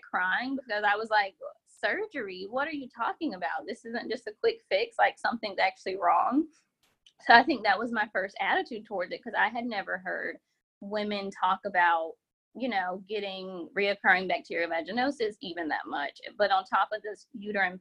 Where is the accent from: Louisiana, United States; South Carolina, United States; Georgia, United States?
South Carolina, United States; Columbia; now in Charlotte, United States; I currently live in Charlotte, North Carolina, but born and raised in Columbia, South Carolina.